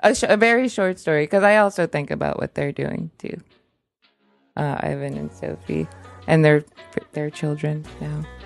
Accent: United States; I'm American.

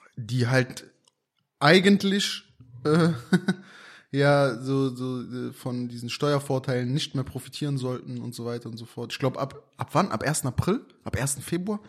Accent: Aachen, North Rhine-Westphalia, Germany; hier bei uns in Aachen

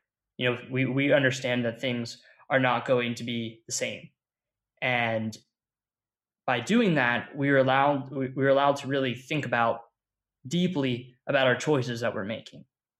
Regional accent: Caracas, Capital District, Venezuela; born there; I was born in Caracas, Venezuela.

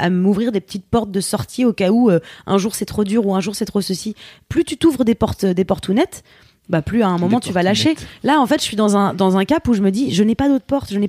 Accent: Paris, Île-de-France, France; born or raised there

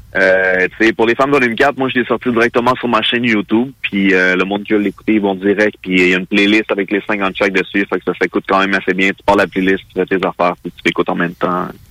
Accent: Mirabel, Quebec, Canada; Je viens de euh, Mirabel

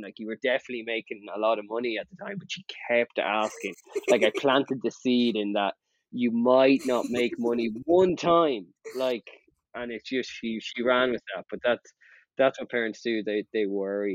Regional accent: Ireland; I'm from Ireland

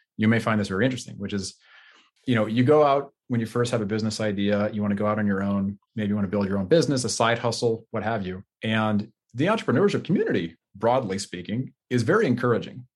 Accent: Bay Area, California, United States; I grew up in the Bay Area originally

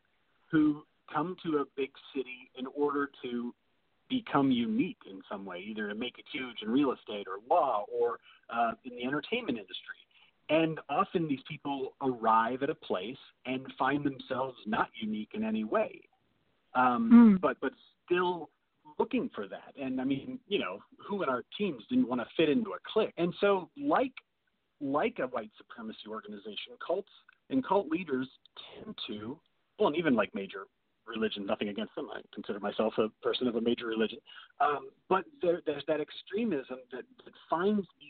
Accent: Indiana, United States; I grew up in Indiana

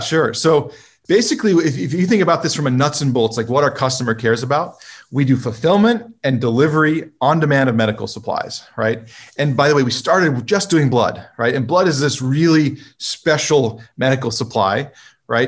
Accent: California, United States; I grew up in California

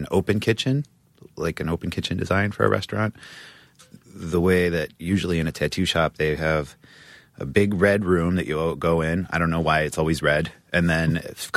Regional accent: New Mexico, United States; born or raised there

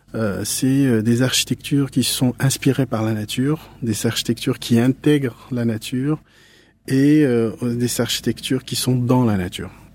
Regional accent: Morocco; moved away as an adult; now in Paris, France; je suis né au Maroc, j'ai vécu au Maroc.

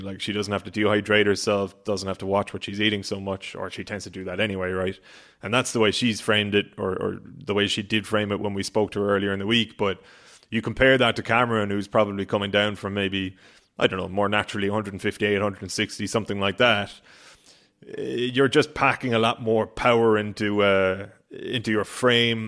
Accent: Ireland; being an Irish sports fan, which everybody knows I am

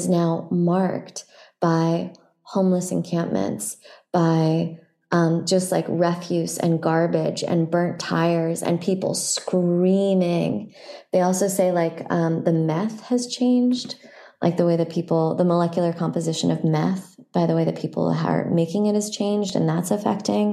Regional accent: San Francisco, California, United States; I grew up in San Francisco

